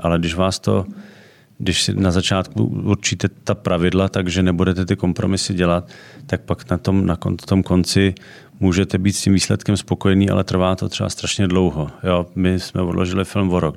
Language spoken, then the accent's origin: Czech; Czechia; u nás v Čechách